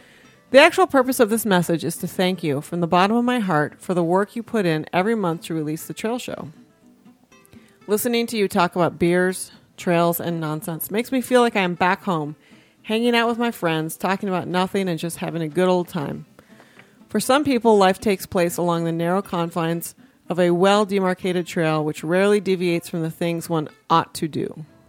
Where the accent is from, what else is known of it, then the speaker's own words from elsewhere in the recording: Argentina; now in United States; couple time zones away from the beautiful Colorado Front Range, and thousands of miles away from my home country, Argentina.